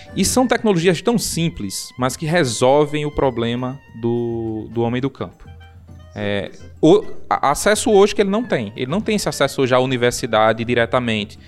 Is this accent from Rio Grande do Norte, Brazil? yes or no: yes; Serra do Mel, Rio Grande do Norte, Brazil; minha infância foi na Serra do Mel